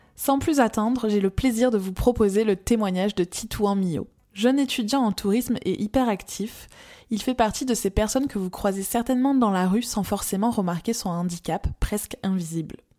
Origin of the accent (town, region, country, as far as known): France; accent: chantant (sing-song, likely southern French)